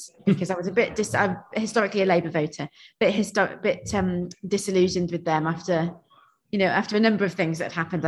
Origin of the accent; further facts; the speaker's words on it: South Nottinghamshire, East Midlands, United Kingdom; also born or lived in Stone, Staffordshire / London; now in Shropshire, United Kingdom; I grew up near Nottingham in a quite similar sort of area to this, really, sort of farming South Nottinghamshire